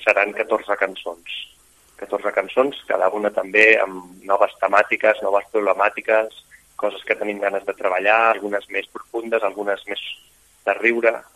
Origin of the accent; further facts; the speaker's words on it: Barcelona, Catalonia, Spain; els quatre som de Barcelona